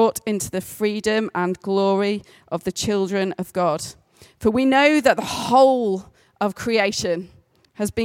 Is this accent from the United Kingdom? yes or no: yes; the Pennines, England, United Kingdom; 88% Northern English. I am basically from the Pennines for as long as my family have ever existed